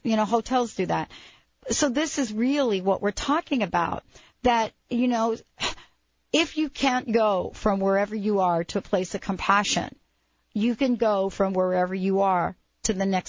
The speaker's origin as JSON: {"language": "English", "region": "New York", "country": "United States", "said": "I'm from New York."}